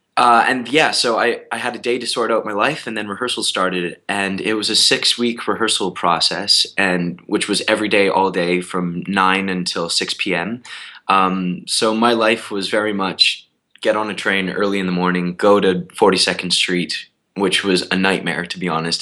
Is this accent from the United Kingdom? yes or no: no; Canada; moved away as an adult; now in New York, United States; I'm Canadian